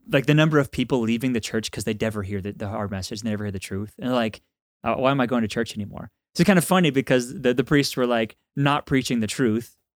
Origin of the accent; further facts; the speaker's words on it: Texas, United States; like I'm from Texas.